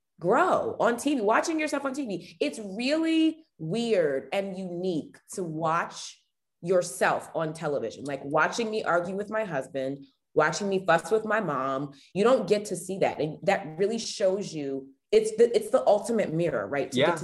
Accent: Potomac, Maryland, United States; now in Washington, D.C. area, United States; I live in the Washington, D.C. area. Mm-hmm. I grew up around Potomac. We had, my family was actually stationed at an Air Force base that's in Maryland.

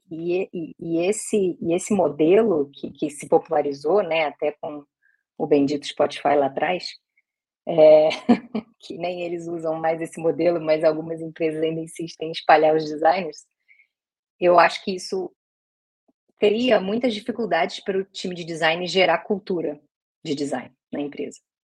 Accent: Rio de Janeiro, Brazil; Sou carioca

